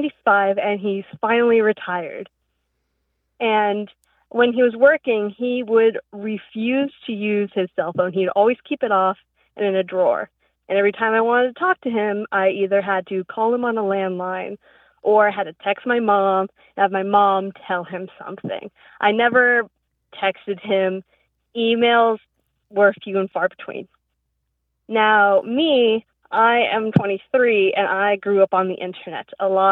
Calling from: Virginia, United States; I'm from Virginia.

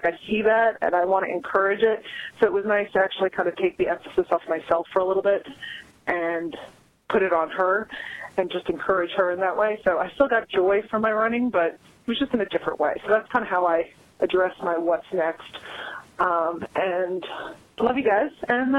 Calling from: Wesley Chapel, North Carolina, United States; I'm calling from Wesley Chapel, North Carolina.

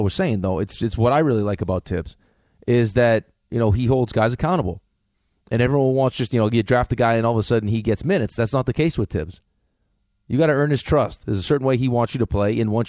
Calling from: Long Island, New York, United States; … on Long Island.

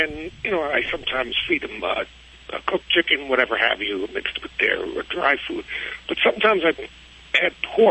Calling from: Waynesboro, Virginia, United States; I'm calling from Waynesboro, Virginia.

